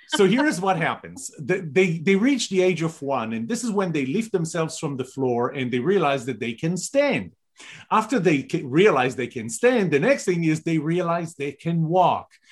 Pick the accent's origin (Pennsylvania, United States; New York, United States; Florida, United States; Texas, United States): Texas, United States; We're both original from Texas